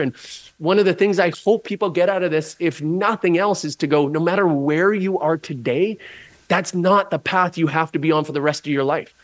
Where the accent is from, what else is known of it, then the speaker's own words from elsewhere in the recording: just outside of Vancouver, British Columbia, Canada; I grew up just outside of Vancouver, British Columbia